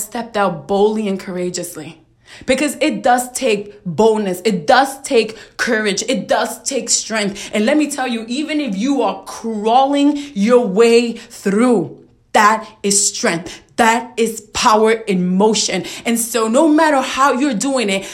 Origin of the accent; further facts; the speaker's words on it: New York City, New York, United States; I am from Brooklyn, New York. I'm a Puerto Rican woman who was raised in a very challenging environment in a very challenging neighborhood